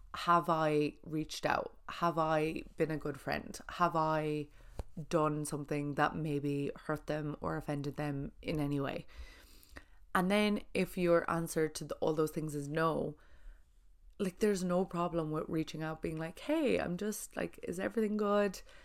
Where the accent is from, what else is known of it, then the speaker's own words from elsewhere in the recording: Ireland; being Irish